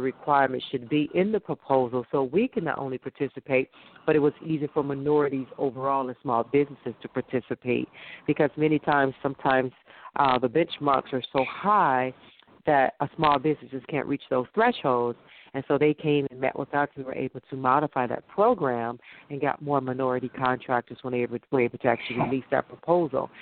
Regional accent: Detroit, Michigan, United States; here in my hometown of Detroit

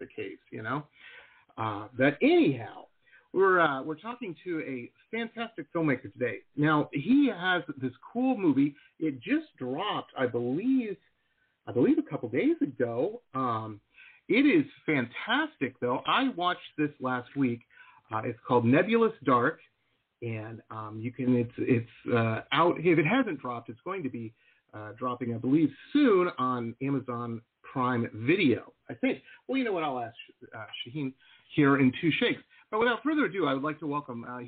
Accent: Detroit, Michigan, United States; also born or lived in Dearborn, Michigan; I grew up in Metro Detroit

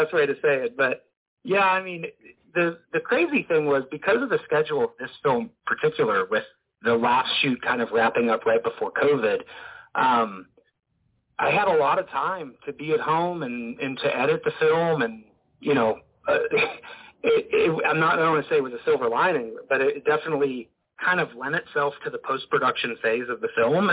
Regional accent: Northeast Ohio, United States; moved away as an adult; I was raised Catholic in Northeast Ohio.

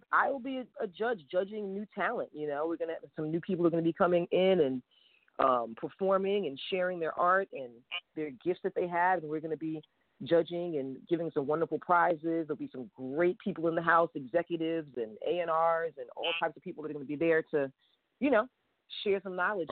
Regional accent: New York City, New York, United States; growing up in New York City

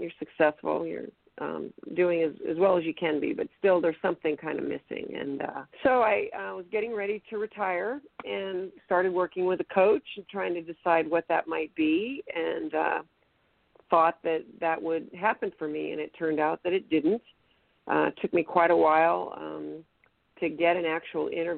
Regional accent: Sacramento, California, United States; also born or lived in Boston, Massachusetts; I was born in Boston, grew up in Sacramento, went to high school

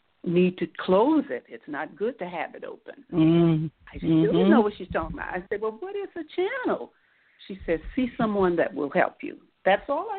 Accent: Miami, Florida, United States; I'm from Miami

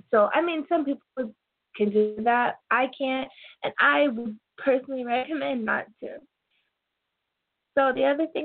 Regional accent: Portland, Oregon, United States; born there; also born or lived in Toronto, Canada / Little Rock, United States; I was born in Portland. My whole family is basically in Portland and I've always lived in Toronto or Arkansas

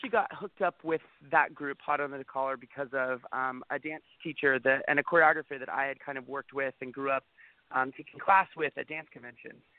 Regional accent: Northern California, United States; I grew up in Northern

